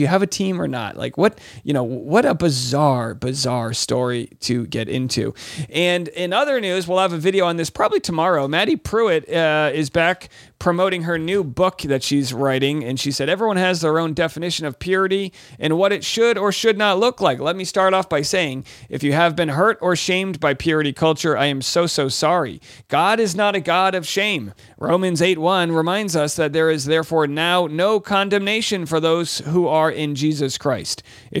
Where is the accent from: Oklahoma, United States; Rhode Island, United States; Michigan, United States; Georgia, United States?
Rhode Island, United States; And of course, Jared from my home state of Rhode Island and Providence Plantations.